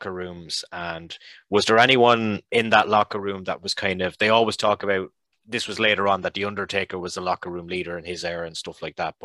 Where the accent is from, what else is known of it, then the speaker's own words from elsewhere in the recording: Ireland; as an Irishman